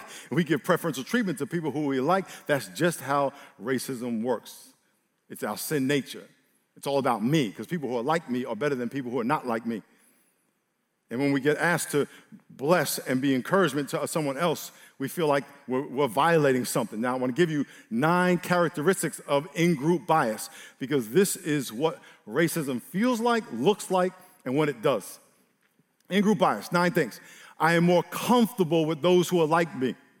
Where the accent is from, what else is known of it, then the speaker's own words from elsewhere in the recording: New York, United States; I grew up in New York